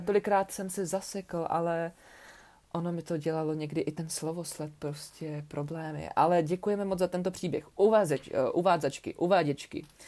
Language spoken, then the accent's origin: Czech; Ostrava, Moravian-Silesian Region, Czechia; u nás v Ostravě